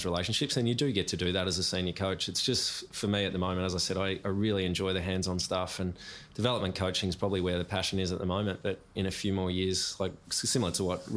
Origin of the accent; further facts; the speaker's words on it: Chiltern, Victoria, Australia; moved away as an adult; also born or lived in Corowa / Brisbane; Growing up in Chilton